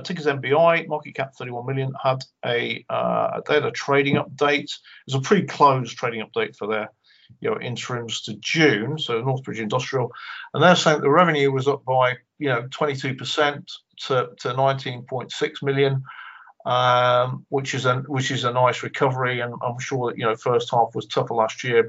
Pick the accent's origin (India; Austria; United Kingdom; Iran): United Kingdom; just south of Glasgow, Scotland; moved away; also born or lived in Cheshire; I was born in Cheshire and I was brought up just south of Glasgow